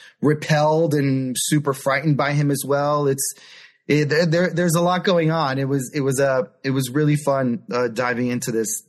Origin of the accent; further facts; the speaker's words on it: New York City, New York, United States; I was born and raised in New York City in Manhattan and Washington Heights.